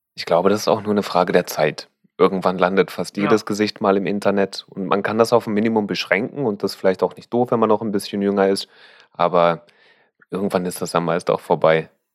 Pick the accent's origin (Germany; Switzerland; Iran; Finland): Germany; Berlin; als Berliner